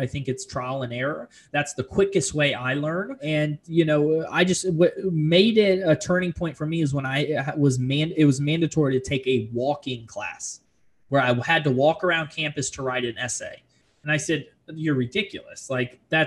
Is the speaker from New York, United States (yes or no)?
no; Fort Lauderdale, Florida, United States; also born or lived in Orlando; now in Charlotte, United States; I'm originally from South Florida, Fort Lauderdale to be exact. I grew up in a duplex